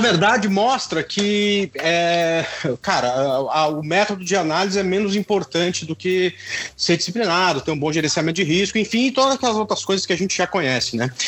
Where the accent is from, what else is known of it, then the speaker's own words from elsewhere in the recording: Goiânia, Goiás, Brazil; moved away as an adult; also born or lived in Tocantins; Eu sou goiano também, Paulo. Morei aí até 1995.